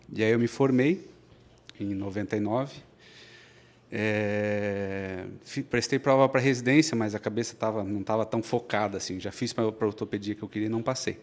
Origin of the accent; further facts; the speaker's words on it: Blumenau, Santa Catarina, Brazil; also born or lived in Florianópolis; Eu nasci em Blumenau, sempre vivi aqui, fiz faculdade na FURB.